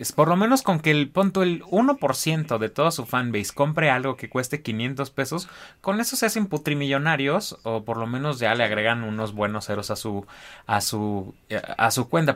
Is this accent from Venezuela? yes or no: no; Mexico; como mexicanos no tenemos memoria